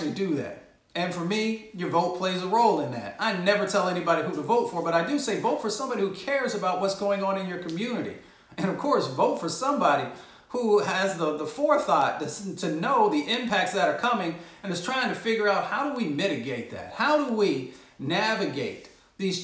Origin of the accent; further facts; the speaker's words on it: Appalachia, United States; also born or lived in Michigan; I grew up in Appalachia and a little bit in Michigan